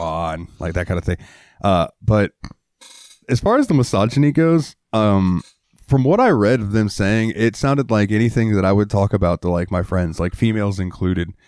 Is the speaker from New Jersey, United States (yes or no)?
no; Jacksonville, Florida, United States; I like the Jaguars because I'm from Jacksonville